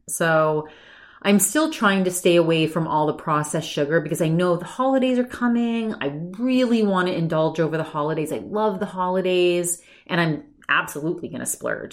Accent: Maine, United States; moved away; I grew up in Maine.

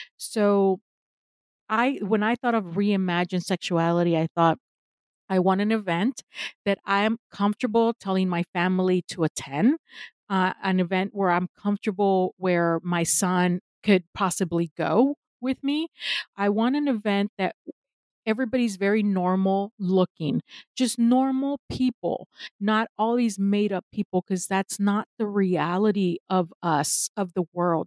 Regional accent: Mexico; now in United States; I am in the United States, although I am originally from Mexico. I am based in the US. This is where I got my education and I stayed here

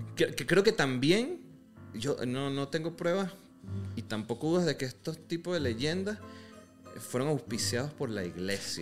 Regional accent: Venezuela; now in Mexico

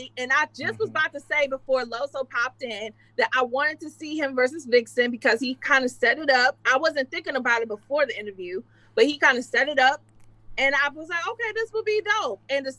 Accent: Detroit, Michigan, United States; I'm from Detroit.

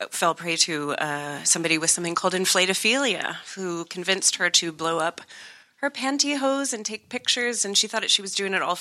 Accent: United States; I hate being American

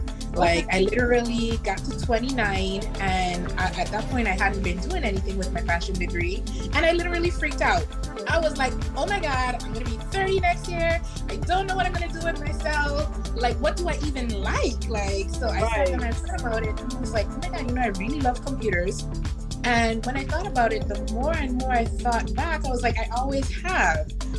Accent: U.S. Virgin Islands; now in Florida, United States; I am originally born and raised in the Virgin Islands here in the state of Florida.

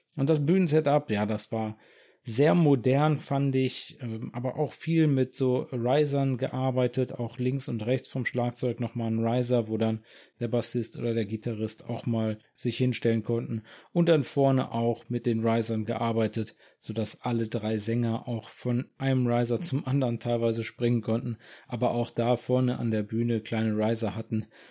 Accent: Germany; hier bei uns in Deutschland

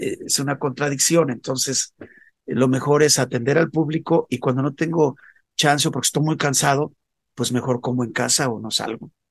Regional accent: León, Guanajuato, Mexico; moved away as an adult; also born or lived in Mexico City; Empecé a salir de mi ciudad natal, que es León, Guanajuato

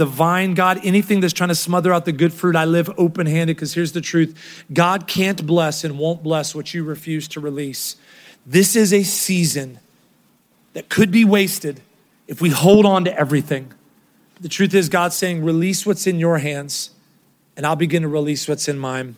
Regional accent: Ohio, United States; now in Texas, United States; Kroger was what I grew up in Ohio. So when I moved here

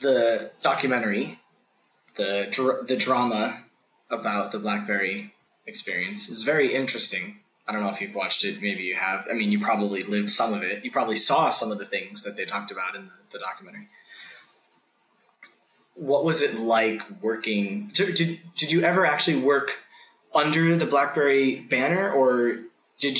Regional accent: United States; also born or lived in China; as an American

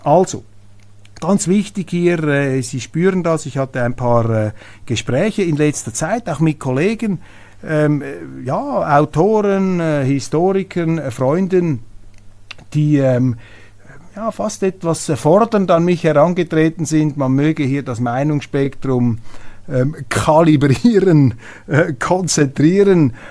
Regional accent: Switzerland; als Schweizer

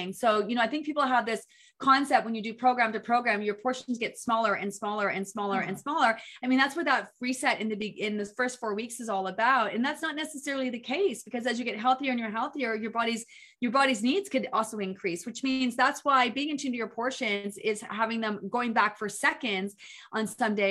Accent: Peterborough, Ontario, Canada; also born or lived in Lakefield, Ontario; I was born and raised in Peterborough

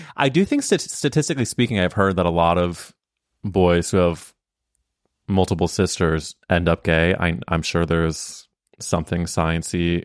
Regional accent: St. Louis, Missouri, United States; I'm from Saint Louis, Missouri

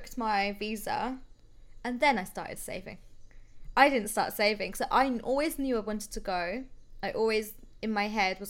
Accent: London, United Kingdom; I'm from London

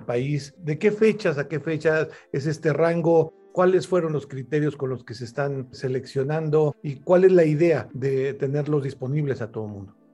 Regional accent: Mexico; en mi país, en México

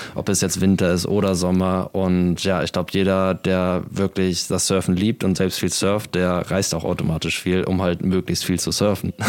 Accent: Kiel, Schleswig-Holstein, Germany; moved away; Ich komme aus Kiel ursprünglich und ja, geboren und aufgewachsen an der schönen Ostseeküste Deutschlands.

